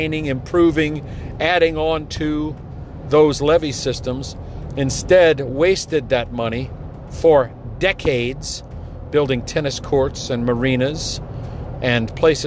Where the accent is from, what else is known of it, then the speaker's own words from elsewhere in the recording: New Orleans, Louisiana, United States; as a young man growing up in the New Orleans metro area